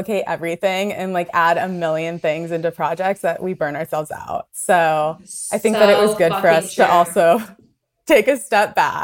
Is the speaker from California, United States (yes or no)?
yes; Ventura, California, United States; also born or lived in Venice, Los Angeles; I was born in Venice, and my parents moved up to Ventura.